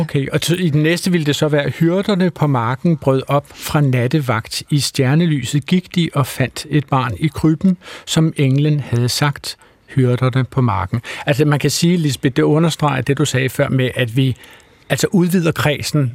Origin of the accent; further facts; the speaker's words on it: Wales, United Kingdom; now in Denmark; jeg er barnefødt i Wales og, og har sådan et bisprog og tosprog